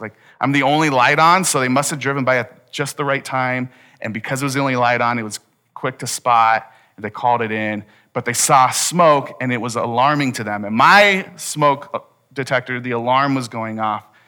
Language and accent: English; United States; we're American